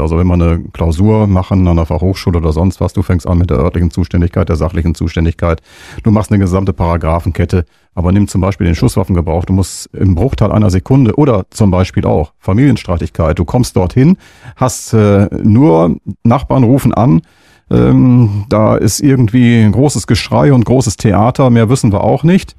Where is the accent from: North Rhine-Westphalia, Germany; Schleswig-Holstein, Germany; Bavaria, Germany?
North Rhine-Westphalia, Germany; Münster; dass wir wirklich gebürtige Münsteraner sind